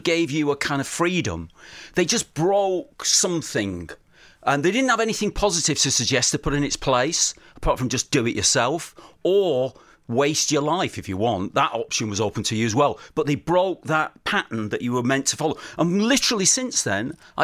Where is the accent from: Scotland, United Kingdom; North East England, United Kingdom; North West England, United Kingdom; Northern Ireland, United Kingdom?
North West England, United Kingdom; outside Manchester; moved away as an adult; also born or lived in Bangor, North Wales; I grew up outside Manchester